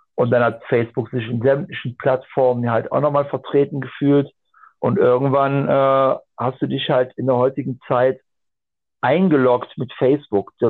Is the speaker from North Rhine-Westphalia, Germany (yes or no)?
yes; Aachen, North Rhine-Westphalia, Germany; ich komme aus dem Raum Aachen und äh, holländisch-belgische Grenze